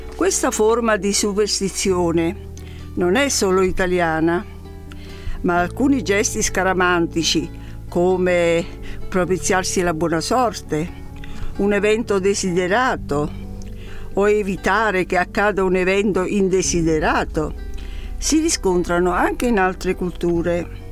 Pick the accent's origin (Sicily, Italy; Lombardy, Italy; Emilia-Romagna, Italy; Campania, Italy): Campania, Italy; Naples; sono napoletana